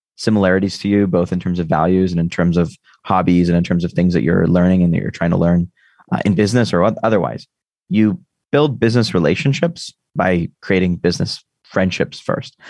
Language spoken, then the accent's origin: English; United States; I'm American